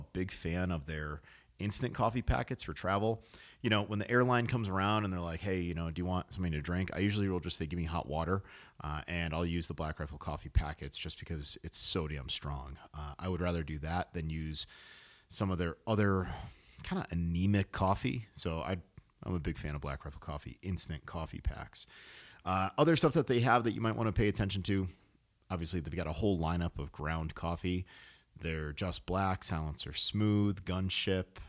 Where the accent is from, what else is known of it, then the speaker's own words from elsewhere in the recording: New England, United States; I was born in New England.